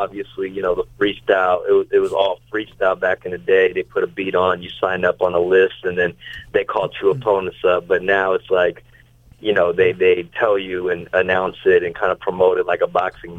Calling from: Los Angeles, California, United States; I'm calling from Los Angeles, California.

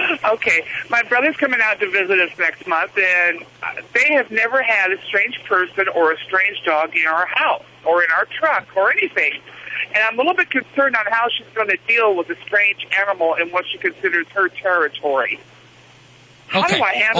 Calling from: Idaho, United States

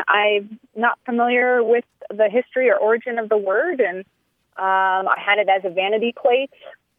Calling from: San Diego, California, United States; also born or lived in New Hampshire; I'm calling from San Diego.

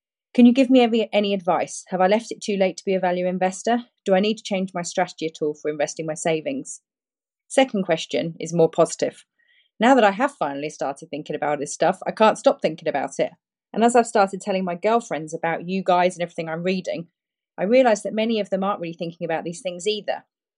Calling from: Perth, Western Australia, Australia; Hi, Preston and Stig. … I'm contacting you from Perth, Australia.

